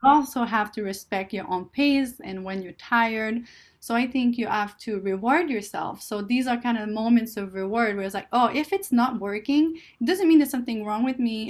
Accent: Canada; English is a second language; moved away as an adult; now in California, United States; I'm Canadian

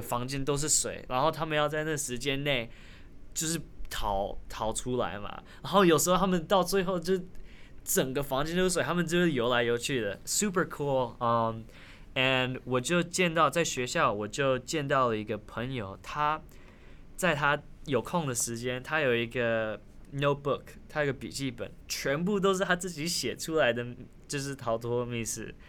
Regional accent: Taiwan; first language Taiwanese Hokkien; Chinese is a second language; moved away; also born or lived in United States; 因为我小时候在台湾长大的

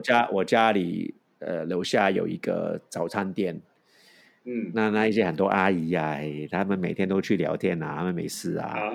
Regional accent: San Francisco, California, United States; Chinese is a second language; moved away as an adult; also born or lived in Hong Kong / Taipei, Taiwan; now in Taiwan; 我都是一个港裔美国人，我是在香港出生的，在美国长大的

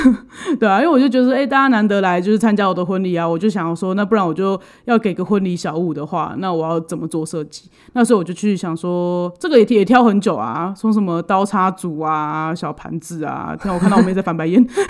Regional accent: Taiwan; 而且就是你要注意，我们台湾人很多人不吃牛啊。

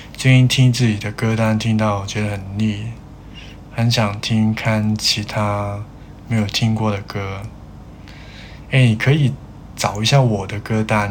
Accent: Hong Kong; 我是香港人

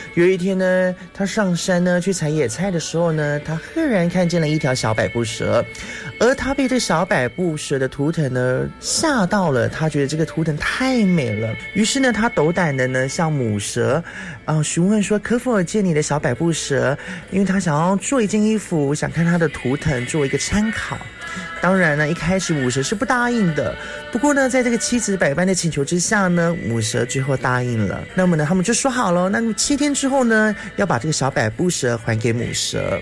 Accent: Yanping Township, Taitung County, Taiwan; 我是来自台东延平乡巴士高部落的

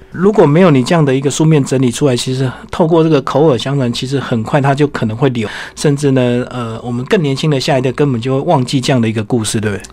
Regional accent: Taiwan; 我们台湾人

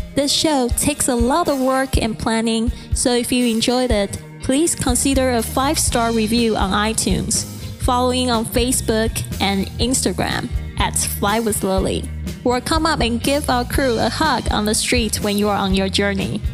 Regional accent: Kaohsiung, Taiwan; English is a second language; moved away as an adult; now in Shanghai, China; I'm originally from Kaohsiung, Taiwan, and I've been in Shanghai for almost six years.

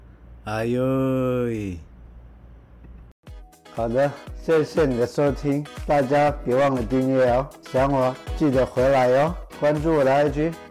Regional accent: Langdao, Orchid Island, Taitung County, Taiwan; 因为我是狼岛的，

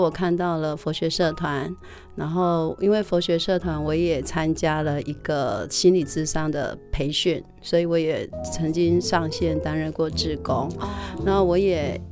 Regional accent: Wuqi, Taichung, Taiwan; 回到我的家乡无期教书

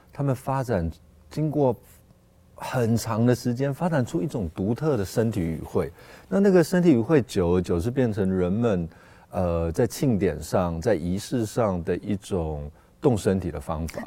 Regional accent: Taipei, Taiwan; 那我从小就在那个地方长大

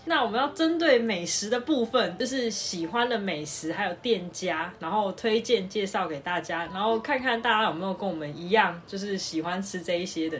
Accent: Tainan, Taiwan; 因为我们是台南人

